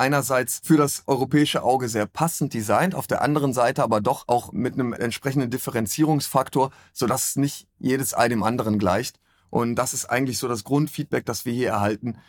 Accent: Sankt Augustin, North Rhine-Westphalia, Germany; now in Cologne, Germany; gebürtiger Rheinländer aus St. Augustin-Menden

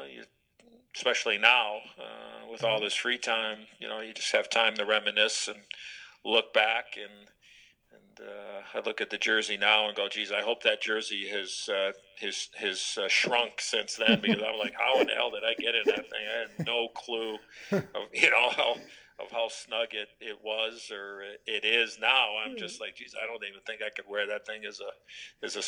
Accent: Chicago, Illinois, United States; moved away; I grew up in Chicago

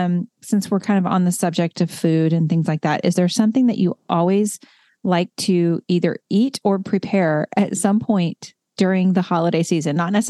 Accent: the South, United States; I grew up in the South

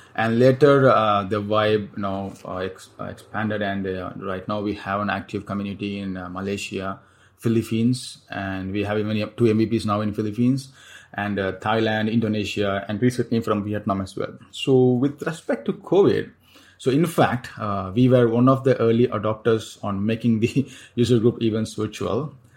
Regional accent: Chennai, Tamil Nadu, India; moved away as an adult; now in Singapore; Chennai, uh, back in my hometown

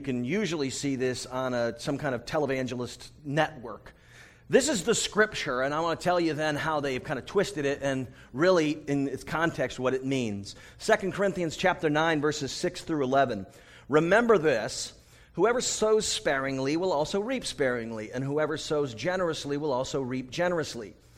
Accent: United States; I'm from the United States

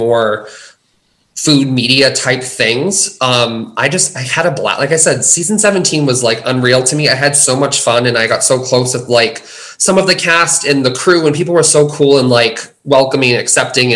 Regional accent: United States; I'm from the States

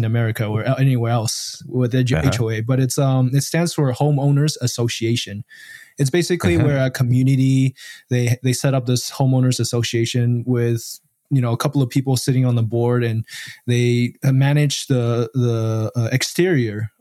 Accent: Taiwan; now in United States; originally I'm from Taiwan

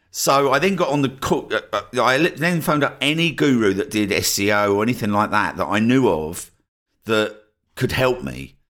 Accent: Essex, East of England, United Kingdom; moved away as an adult; also born or lived in Cornwall / Brighton; my hometown in Essex

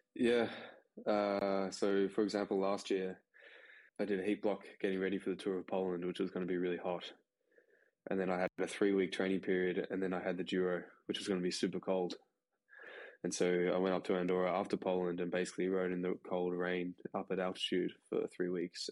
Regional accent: Australia; as an Australian

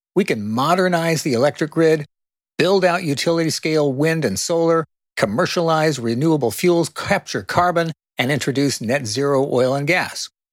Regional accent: Sunnyvale, California, United States; When I was a young activist growing up in Silicon Valley and Sunnyvale

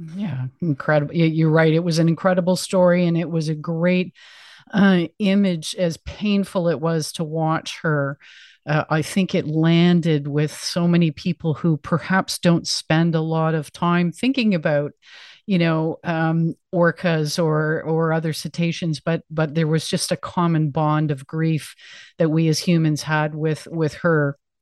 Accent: Canada; as a Canadian

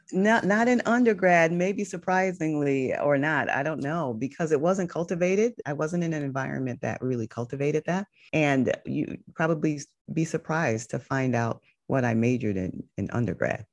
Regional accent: Connecticut, United States; now in Los Angeles, United States; I grew up in Connecticut

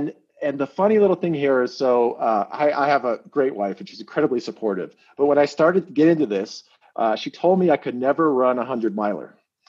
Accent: Minneapolis–Saint Paul, Minnesota, United States; also born or lived in Bay Area, California; now in Incline Village, United States; I grew up in Minnesota, which will be relevant to our conversation. Grew up in the Twin Cities.

